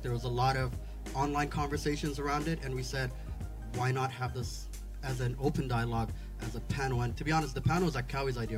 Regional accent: Sharjah, United Arab Emirates; also born or lived in Wad Madani, Sudan; I grew up in Sharjah, where I was home and spent my entire life

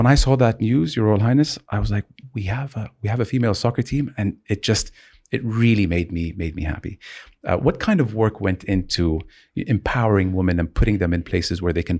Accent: Jeddah, Makkah Province, Saudi Arabia; Growing up in Jeddah, you know, leaving the house, you're in the car, and then you go to another place in the car.

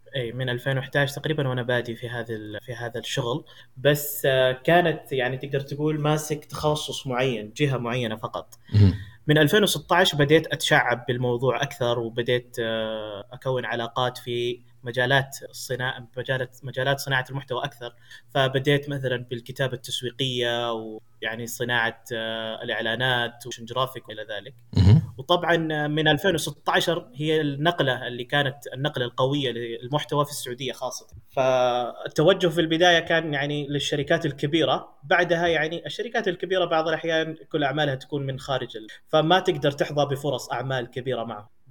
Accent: Ha'il, Ha'il Province, Saudi Arabia; also born or lived in India; مواليد السعوديه ولدت في حائل

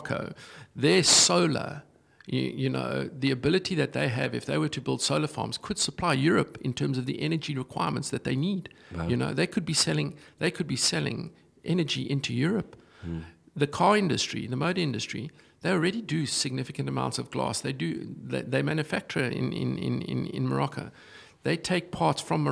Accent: South Africa; moved away; as a South African

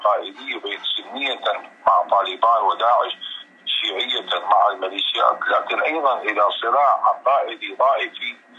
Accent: Iraq

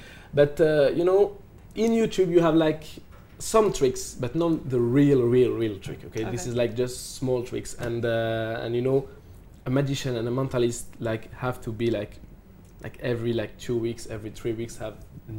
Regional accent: Paris, Île-de-France, France; also born or lived in Morocco / Dubai; I'm from Paris

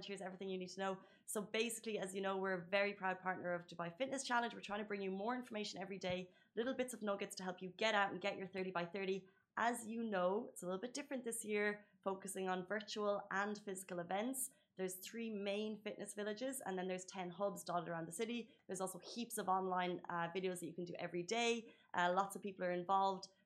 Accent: United Kingdom; I'm British and I know that some of the worst people to trust with the cars are the Brits.

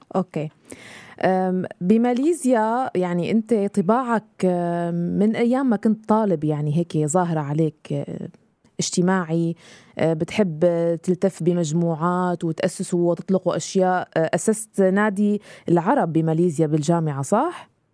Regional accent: Syria; moved away; انا سوريه

